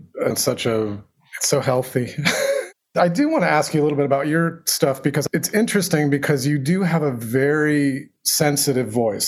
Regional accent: Dayton, Ohio, United States; moved away; I was born in Dayton and most of my family lives in Dayton, Ohio.

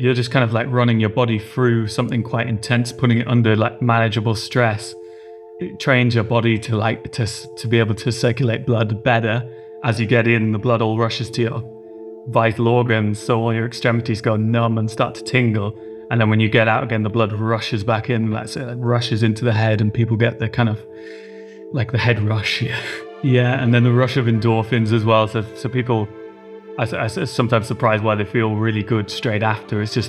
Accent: Cumbria, North West England, United Kingdom; We grew up near the Lake District in Cumbria

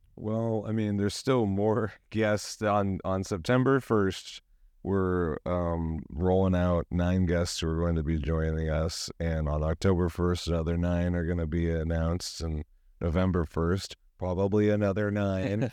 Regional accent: San Diego, California, United States; We're from San Diego

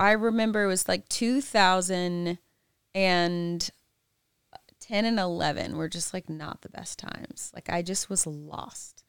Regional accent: the South, United States; I'm from the South

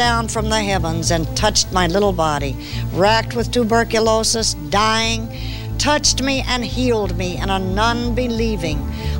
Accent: Arkansas, United States; moved away; also born or lived in California; I was born and raised in the Bible Belt, state of Arkansas.

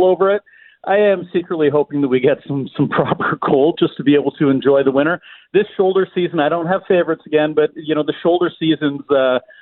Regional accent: Alberta, Canada; now in Manitoba, Canada; I grew up in Alberta

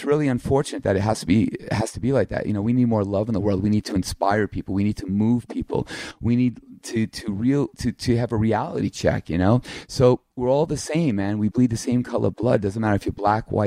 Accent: East Meadow, New York, United States; I'm from Long Island

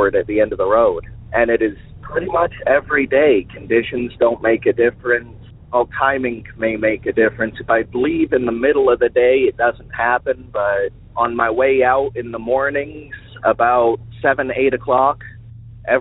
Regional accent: Alaska, United States; I'm from Alaska.

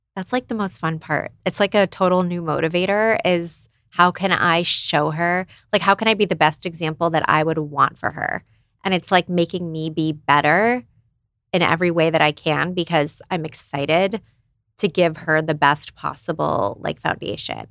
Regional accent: Phoenix, Arizona, United States; moved away as an adult; also born or lived in San Diego; I was from Phoenix originally, and then I moved to San Diego because I went to USD for law school.

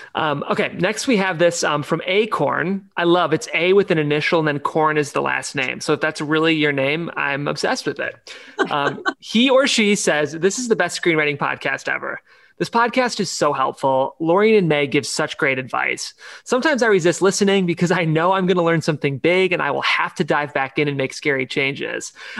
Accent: Ohio, United States; we're both from Ohio.

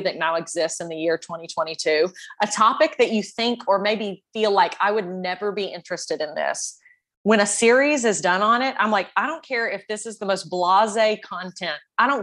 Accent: Tennessee, United States; now in Lexington, United States; I'm from Tennessee.

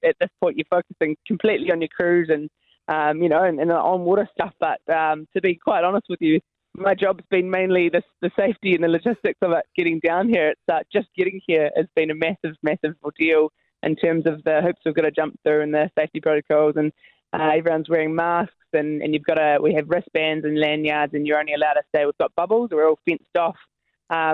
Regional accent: Nelson, New Zealand; I'm actually from Nelson

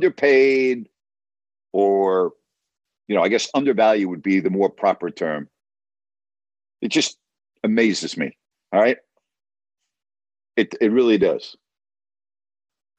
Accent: New York, United States; being a New Yorker and growing up as a New York sports fan

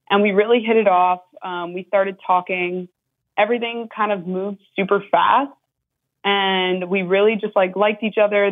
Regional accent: New York, United States; now in Florida, United States; I'm from New York, but we both live in Florida

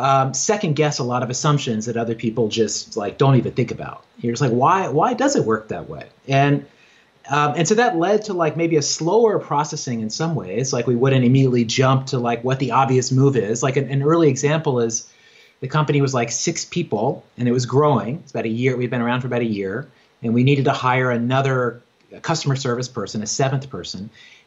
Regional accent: Virginia, United States; now in New York, United States; You know, I grew up in Southwest Virginia on a farm. I grew up Christian, evangelical Christian, and like had no neighbors, just read books all the time, and like dreamed of being a writer and was always on that path, like moved to New York

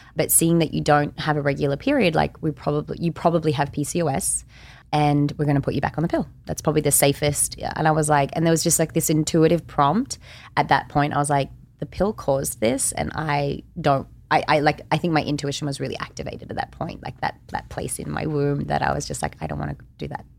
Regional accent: Australia; I'm also Australian

